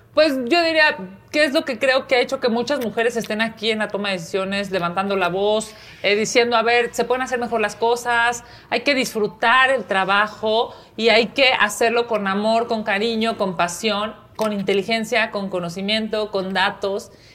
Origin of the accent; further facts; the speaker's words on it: Mexico City, Mexico; soy chilanga, aquí nací, aquí he crecido, aquí he estudiado, aquí he trabajado